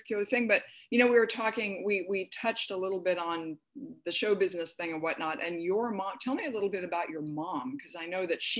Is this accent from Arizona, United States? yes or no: yes; Arizona, United States; moved away as an adult; also born or lived in Midwest / San Francisco; now in Los Angeles, United States; I grew up in Arizona. I was born in the Midwest